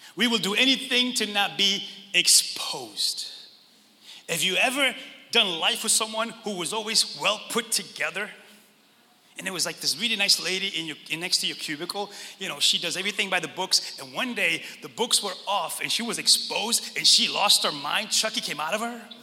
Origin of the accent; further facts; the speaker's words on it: Northeast, United States; we grew up in the Northeast and we all come from that.